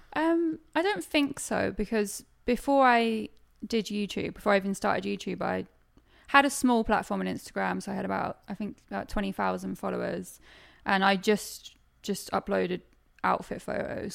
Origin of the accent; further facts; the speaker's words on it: Suffolk, East of England, United Kingdom; also born or lived in Norwich; I'm from Suffolk, technically, but it's the nearest city and people actually know where Norwich is, so I just say I'm from Norwich.